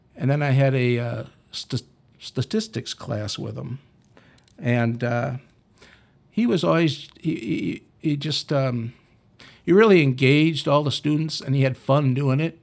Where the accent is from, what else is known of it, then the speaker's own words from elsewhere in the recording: Dubuque, Iowa, United States; I was from Dubuque. Uh, went to Waller High School